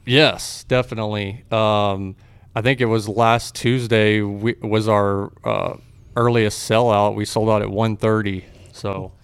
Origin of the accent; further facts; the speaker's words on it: Texas, United States; also born or lived in Fort Worth, Texas / Waco, Texas; I grew up, uh, in Fort Worth. I was born in Fort Worth. I grew up in different areas of Texas